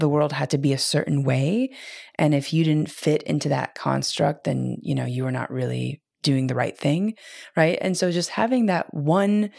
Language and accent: English; Midwest, United States; I grew up in the Midwest